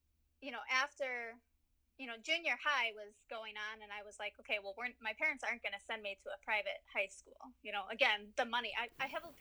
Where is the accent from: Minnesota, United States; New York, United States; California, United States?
Minnesota, United States; St. Paul; I was born and raised in St. Paul